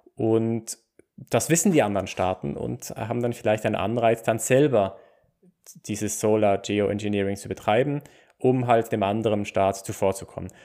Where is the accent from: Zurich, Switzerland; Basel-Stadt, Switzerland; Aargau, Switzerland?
Basel-Stadt, Switzerland; Basel; ich komme aus Basel